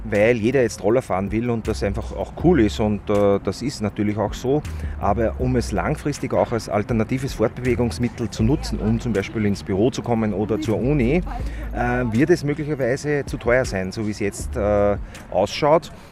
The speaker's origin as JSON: {"language": "German", "region": "Upper Austria", "country": "Austria", "said": "Und ich bin, äh, ich bin ja aus Oberösterreich und jedes Mal, wenn ich nach Wien fahre, äh, ist es für mich ein Graus"}